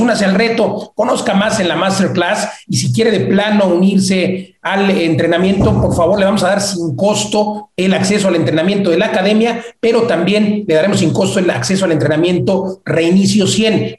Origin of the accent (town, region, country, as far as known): Mexico